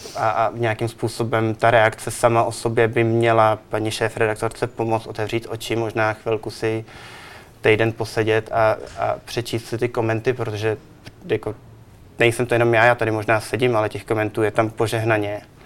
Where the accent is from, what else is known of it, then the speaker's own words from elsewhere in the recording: Czechia; moved away; also born or lived in New York / Milan / Barcelona; já jsem Čech